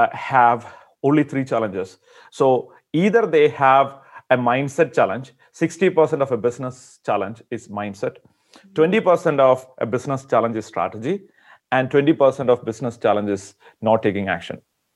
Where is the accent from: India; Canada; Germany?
India; I'm from India originally.